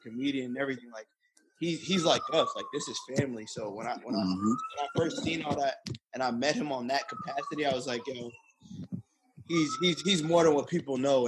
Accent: New York City, New York, United States; I'm from Brooklyn.

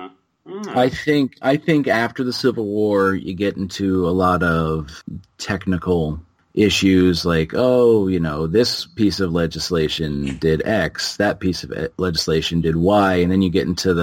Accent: New Jersey, United States; now in Massachusetts, United States; I'm from New Jersey

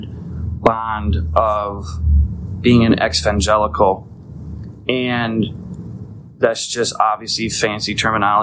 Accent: United States; I'm an American in America

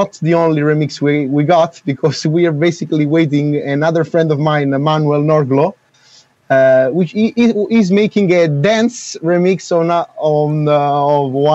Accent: Naples, Campania, Italy; I'm from Napoli, so Naples

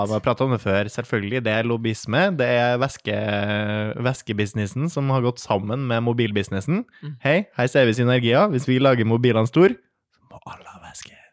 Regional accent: Trøndelag, Norway; jeg er trønder

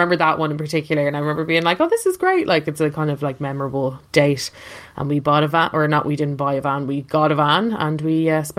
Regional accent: Ireland; I'm from Ireland.

